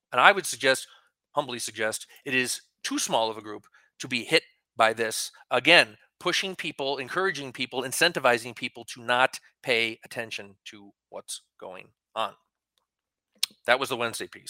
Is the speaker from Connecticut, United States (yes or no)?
yes; Connecticut, United States; also born or lived in Nevada; now in New Mexico, United States; my home state of Connecticut